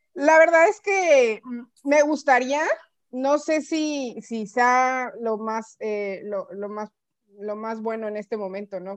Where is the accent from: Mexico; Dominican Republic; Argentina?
Mexico; nosotros como mexicano, mexicanos